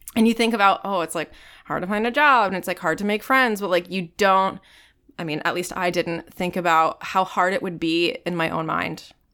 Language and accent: English; Virginia Beach, Virginia, United States; moved away; also born or lived in Tampa, Florida; Originally from Virginia Beach